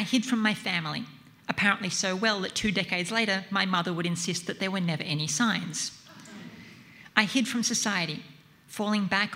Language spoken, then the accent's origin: English; Central Coast, New South Wales, Australia; moved away; I grew up on the Central Coast, about 90 minutes drive north of here